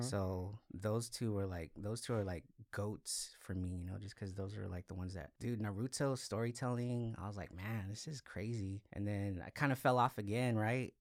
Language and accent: English; Salinas, California, United States; moved away as an adult; also born or lived in Los Angeles, California; I'm originally from Salinas, went to high school here, like went to school here